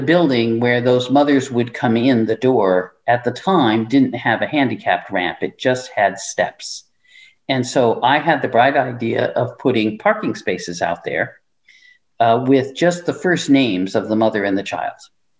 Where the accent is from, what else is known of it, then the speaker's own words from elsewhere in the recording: Ravenna, Nebraska, United States; I'm from Ravenna, Nebraska. I wanted to come to the city, but I didn't want to be in, you know, I wanted to be in a smaller place.